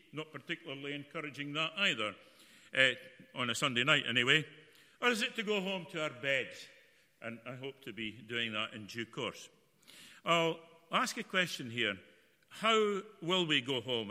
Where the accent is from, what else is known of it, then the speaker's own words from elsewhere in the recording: Broughty Ferry, Scotland, United Kingdom; I can remember when I was a, a, young boy growing up in Fisher Street in Broughty Ferry near the the lifeboat shed